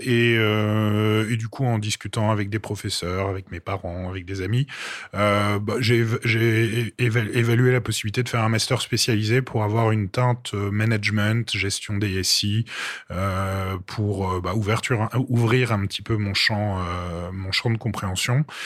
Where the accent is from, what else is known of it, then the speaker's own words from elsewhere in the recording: Paris, Île-de-France, France; also born or lived in Brittany; je suis parisien